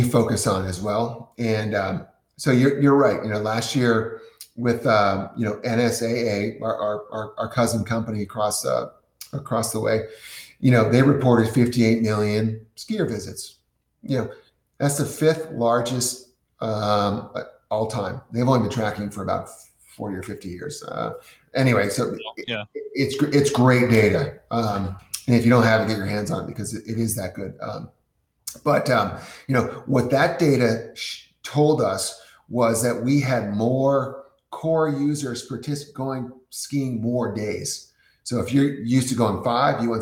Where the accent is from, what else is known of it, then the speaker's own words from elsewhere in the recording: New England, United States; I'm from New England, you know, Cochrane's ski area